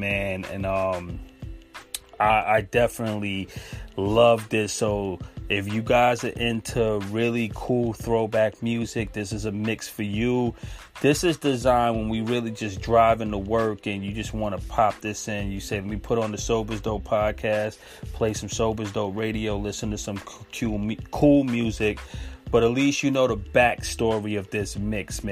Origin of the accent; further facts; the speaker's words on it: New York, United States; being a New Yorker